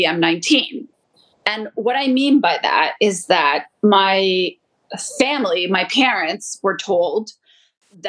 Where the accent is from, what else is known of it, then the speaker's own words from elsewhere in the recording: Toronto, Ontario, Canada; also born or lived in Colombia; I grew up in Canada